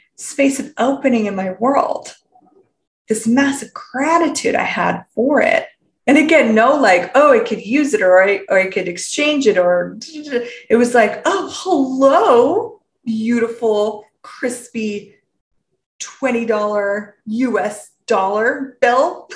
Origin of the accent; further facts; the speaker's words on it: Canada; I'm from Canada.